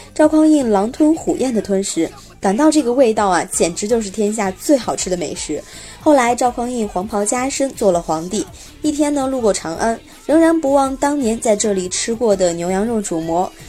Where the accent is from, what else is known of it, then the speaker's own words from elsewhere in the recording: Xi'an, Shaanxi, China; 我的家乡陕西西安